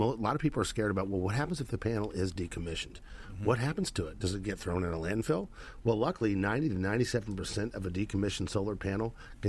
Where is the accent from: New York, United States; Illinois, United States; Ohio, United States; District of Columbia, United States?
Illinois, United States; moved away; I'm from Illinois, the land of the big deer.